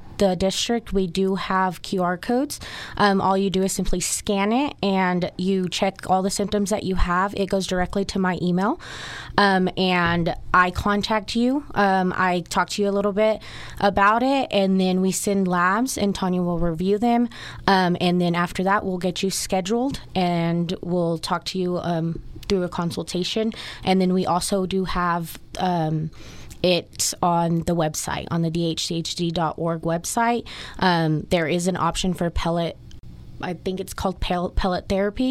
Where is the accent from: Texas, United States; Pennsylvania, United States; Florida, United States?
Texas, United States; Dalhart; now in Amarillo, United States; I was raised in Dowhart